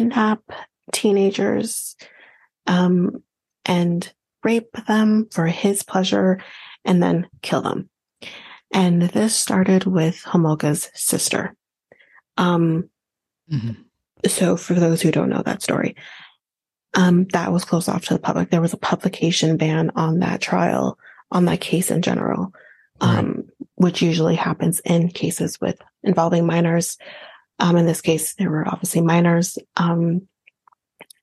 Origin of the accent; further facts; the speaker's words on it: Canada; as a Canadian